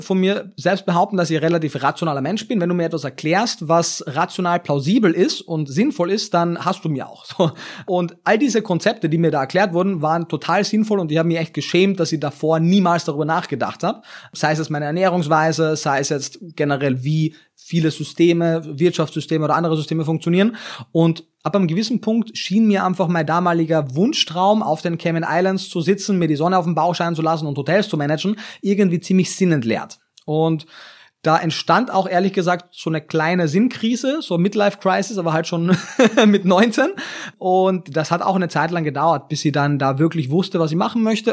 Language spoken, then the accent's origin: German; Klagenfurt, Carinthia, Austria; moved away as an adult; now in Berlin, Germany; ich kannte halt mein sehr eingeschränktes äh, Umfeld in Kärnten. Also ich komme aus, aus Klagenfurt am Wörthersee